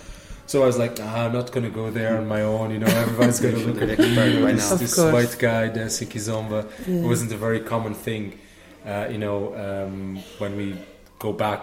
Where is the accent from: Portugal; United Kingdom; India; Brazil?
Portugal; Lisbon; moved away as an adult; also born or lived in Limerick, Ireland; now in Cork, Ireland; I'm from Lisbon. I was born in Lisbon and live in Ireland for the last 9 years.